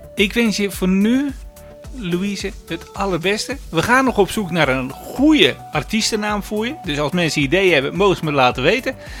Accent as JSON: {"language": "Dutch", "region": "Zeeland", "country": "Netherlands", "said": "omdat ik uit Zeeland kom natuurlijk."}